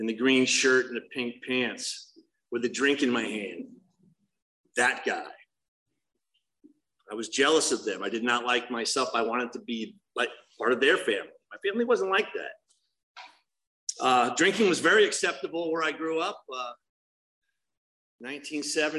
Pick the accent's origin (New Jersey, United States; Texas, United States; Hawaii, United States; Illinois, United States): New Jersey, United States; also born or lived in Los Angeles; now in Laguna Hills, United States; I grew up in New Jersey